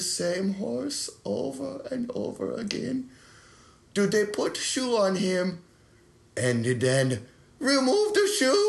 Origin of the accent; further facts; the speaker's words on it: Bonn, North Rhine-Westphalia, Germany; No, I'm from Bonn.